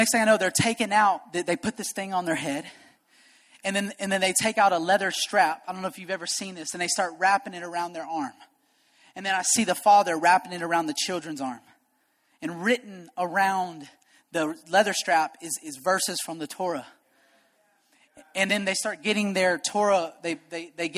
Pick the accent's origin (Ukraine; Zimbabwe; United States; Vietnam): United States; I'm an American.